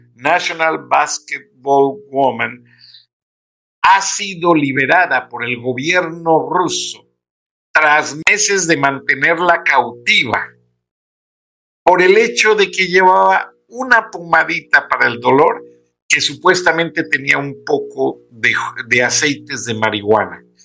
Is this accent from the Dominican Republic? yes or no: no; Mexico; yo como mexicano